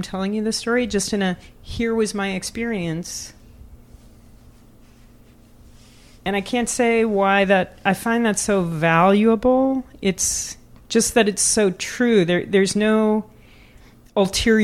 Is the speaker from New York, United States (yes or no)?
no; Louisville, Kentucky, United States; I am from Louisville, Kentucky. I grew up in a very rural environment